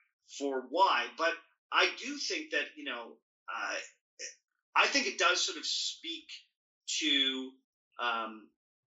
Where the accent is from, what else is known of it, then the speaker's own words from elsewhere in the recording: Ontario, Canada; Ontario, where I'm from